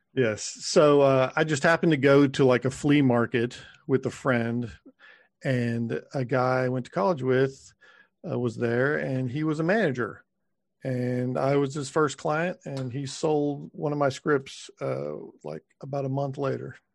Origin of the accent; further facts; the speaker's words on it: Texas, United States; moved away as an adult; now in Los Angeles, United States; I grew up in Texas